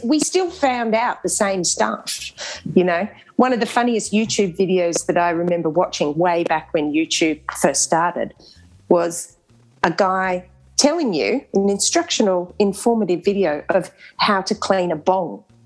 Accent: Canberra, Australian Capital Territory, Australia; I grew up in Canberra and we were featured on the television because our primary school was the first school in Canberra to get

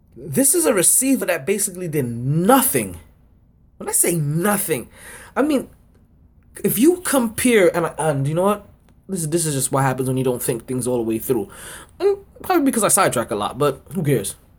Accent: New York City, New York, United States; moved away as an adult; now in South Florida, United States; I am a New Yorker

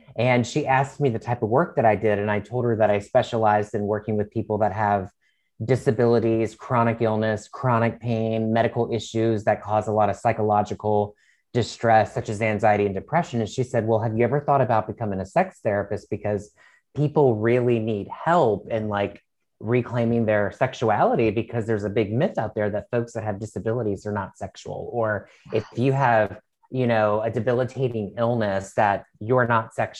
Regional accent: Virginia, United States; moved away as an adult; now in Washington, D.C., United States; I was born and raised in Virginia

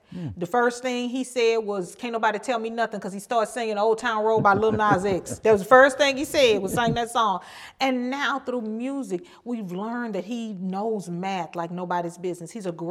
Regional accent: Texas, United States; now in Minnesota, United States; I moved here from my home state of Texas 6 years ago with three autistic kids.

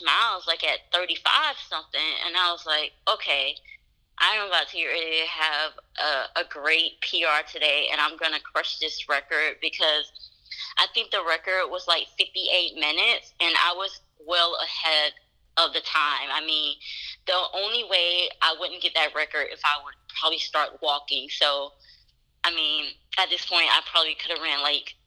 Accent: Atlanta, Georgia, United States; it's in my hometown

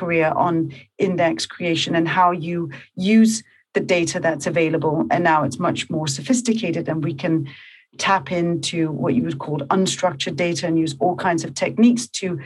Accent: Copenhagen, Capital Region of Denmark, Denmark; moved away as an adult; also born or lived in New York; I'm from Copenhagen. And I moved to New York

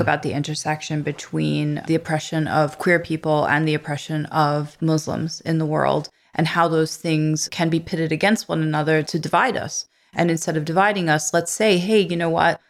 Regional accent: New York City, New York, United States; moved away as an adult; also born or lived in Bay Ridge, Brooklyn; I'm a transplant from Canarsie

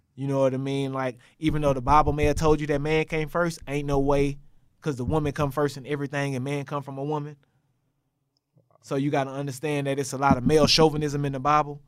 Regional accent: Texas, United States; moved away as an adult; also born or lived in Tennessee; I'm from Texas

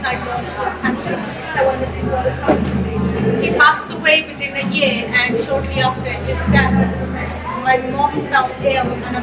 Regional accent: United Kingdom; English is a second language; also born or lived in Rawalpindi, Pakistan; around the age of 7, me and my mom moved to the UK to be with my dad

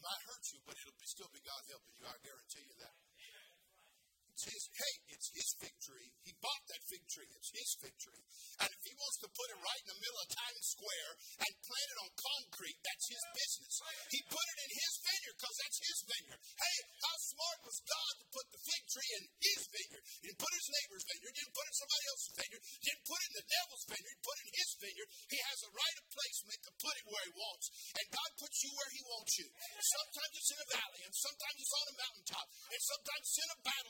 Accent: California, United States; I'm from California. I know all about fruits and nuts

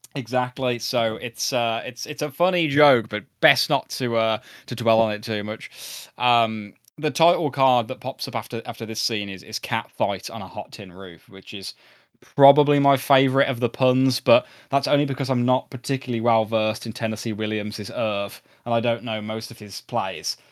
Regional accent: United Kingdom; we're British

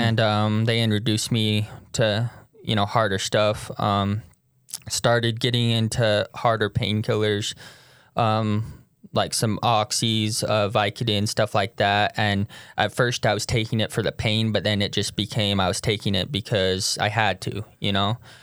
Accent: Tooele, Utah, United States; moved away as an adult; also born or lived in St. George, Utah; I'm from Tooele, Utah.

